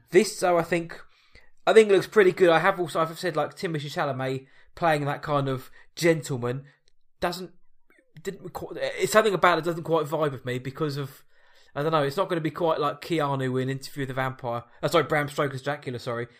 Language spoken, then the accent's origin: English; England, United Kingdom; I Am English.